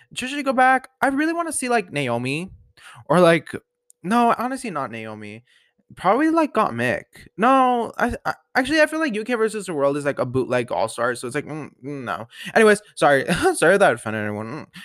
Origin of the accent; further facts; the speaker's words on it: Colorado, United States; I love Colorado. I'm loving, like, I love my hometown